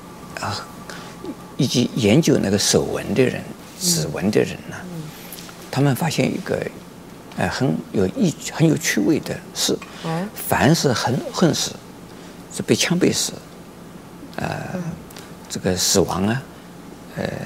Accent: China; 在我们中国人，呃，相信，呃，其实除了我们中国人以外，其他的也会相信的啊

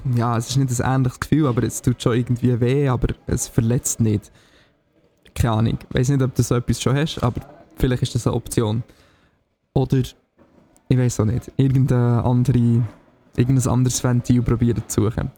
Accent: Signau, Bern, Switzerland; Signal in meinem Heimatdorf

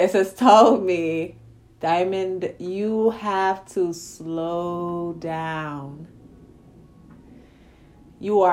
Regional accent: New York City, New York, United States; When I was a little girl growing up in Brownsville, in Brooklyn, New York

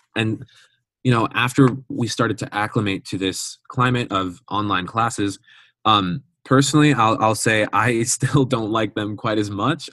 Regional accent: Schaumburg, Illinois, United States; I'm from Schaumburg, Illinois, which is like an hour west of Chicago

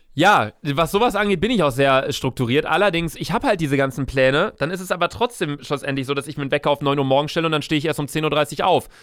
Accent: Germany; meine Vorfahren waren Deutsche, ich bin Deutscher

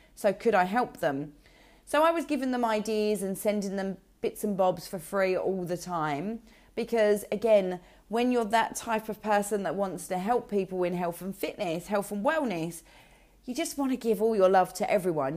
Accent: Essex, East of England, United Kingdom; from Essex

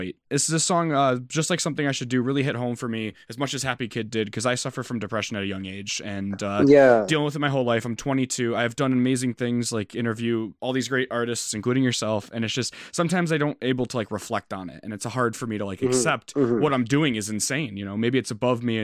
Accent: Connecticut, United States; I'm from Connecticut

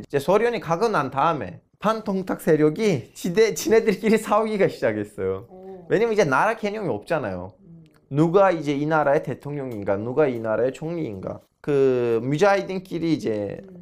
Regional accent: Turkey; moved away; 터키에도 호라산이라는 군이 아. 있어요. 제 고향 옆에 있는데.

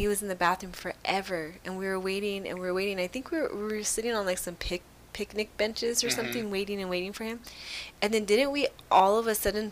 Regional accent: San Bernardino County, California, United States; I grew up in San Bernardino County

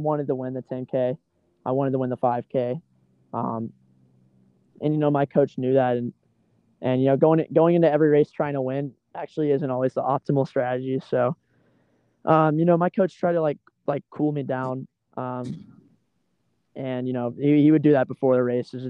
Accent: Athens, Georgia, United States; moved away as an adult; I'm from Athens, Georgia, and, you know, in high school, I trained in some really tough weather

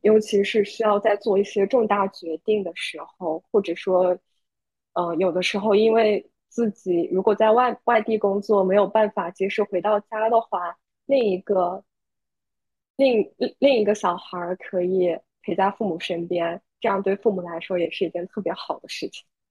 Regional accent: Zhejiang, China; moved away as an adult; now in Bangkok, Thailand; 我是浙江人，目前是在曼谷工作

